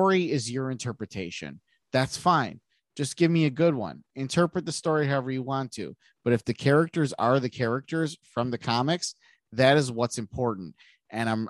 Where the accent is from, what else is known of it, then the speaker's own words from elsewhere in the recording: United States; I'm not even German. I'm American, speaking American